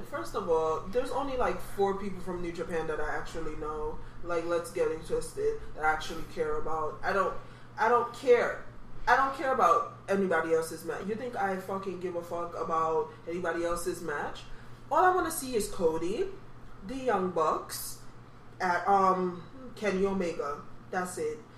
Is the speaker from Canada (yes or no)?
no; Jamaica; I'm Jamaican, so duppy means ghost.